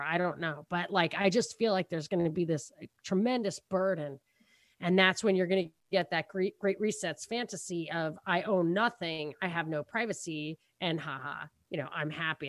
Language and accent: English; New York, United States; we're from New York